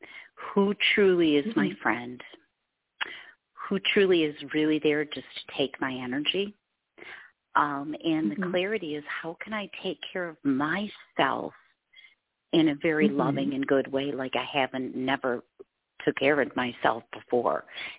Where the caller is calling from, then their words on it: Michigan, United States; Hi, I'm calling from Michigan.